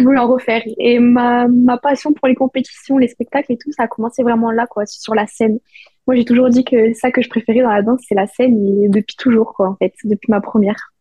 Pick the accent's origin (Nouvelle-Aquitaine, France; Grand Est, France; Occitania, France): Occitania, France; Perpignan; moved away as an adult; also born or lived in Nancy, France; now in Terrassa, Spain; je suis née à Nancy, donc, euh, dans l'Est de la France. Et très vite, j'ai déménagé à Perpignan, vers mes deux ans, trois ans. Et c'est là où j'ai commencé la danse